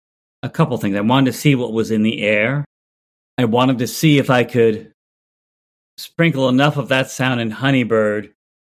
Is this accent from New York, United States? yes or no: no; New Jersey, United States; I'm from Jersey. So I'm like, if you were in the South, like, what would people have been listening to?